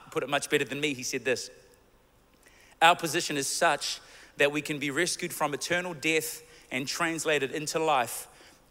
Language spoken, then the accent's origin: English; New Zealand; we're from New Zealand